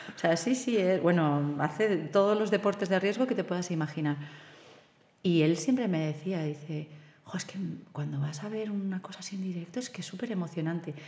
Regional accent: Silla, Valencian Community, Spain; yo soy de Silla, pero hemos tenido mucha tradición con el coro

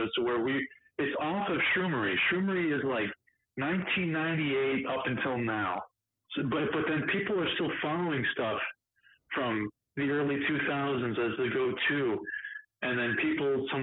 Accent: Cleveland, Ohio, United States; I'm from Cleveland, Ohio, and I drive a tractor trailer

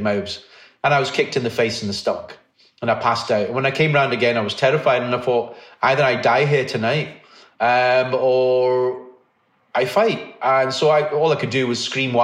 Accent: Liverpool, North West England, United Kingdom; moved away as an adult; now in Glasgow, United Kingdom; I was brought up in Liverpool. I came to Glasgow in 1986 to study

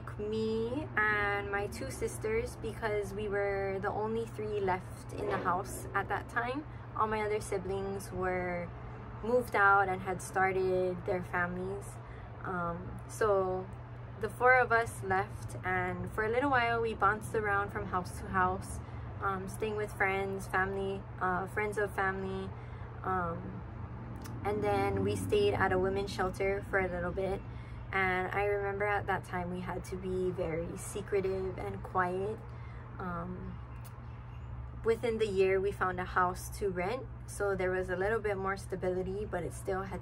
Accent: Hilo, Hawaii, United States; I was born and raised in Hilo on the Big Island in a big family.

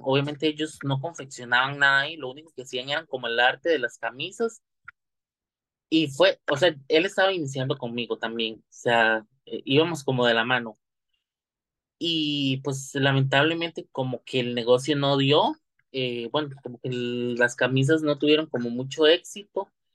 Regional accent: Santa Clara, Alajuela, Costa Rica; soy del lado de Santa Clara

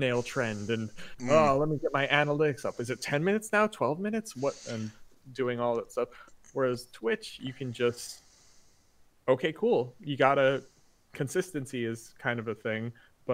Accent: Jamaica; I grew up in Jamaica

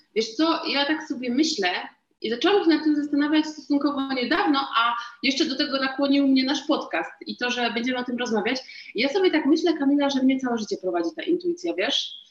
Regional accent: Katowice, Silesian Voivodeship, Poland; ja jestem jakąś tam dziewczynką jedną z miliona z Katowic

